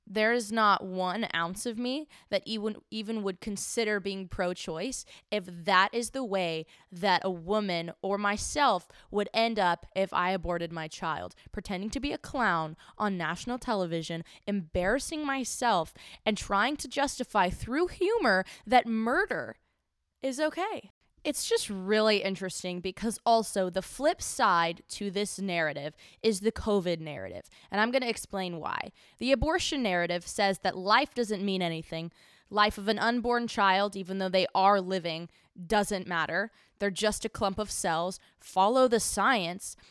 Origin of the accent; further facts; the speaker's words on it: Houston, Texas, United States; my hometown, Houston